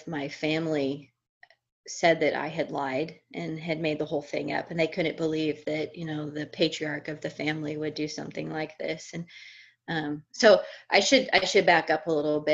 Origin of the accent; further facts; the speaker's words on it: Missouri, United States; moved away as an adult; also born or lived in Colorado; I was born and raised in Missouri, the Show Me State, and that's where I lived until I was in my early 20s